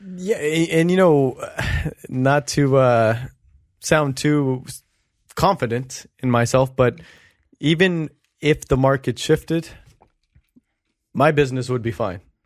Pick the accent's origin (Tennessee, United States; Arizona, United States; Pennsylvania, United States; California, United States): California, United States; Long Beach; we grew up in North Long Beach. I grew up right in front of Jordan High School.